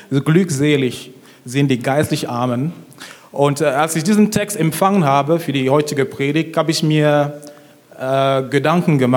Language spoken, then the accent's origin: German; Cameroon; ich bin richtig gut aufgewachsen. Ich komme ursprünglich aus Kamerun